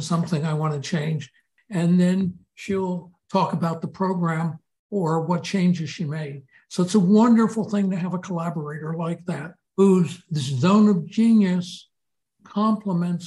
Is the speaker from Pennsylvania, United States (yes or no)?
yes; Philadelphia, Pennsylvania, United States; I grew up in Philadelphia